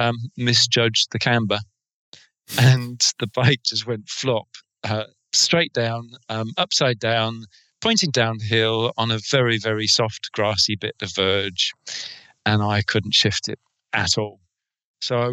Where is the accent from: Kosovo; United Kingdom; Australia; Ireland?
United Kingdom; England; accent: English; my English accent